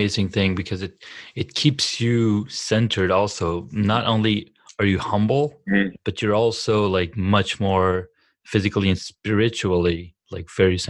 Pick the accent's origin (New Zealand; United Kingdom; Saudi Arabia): Saudi Arabia; now in California, United States; not growing up in the States, I don't really have access to like any of the sports gyms or whatever. But towards the end of my move out of Saudi Arabia, coming to California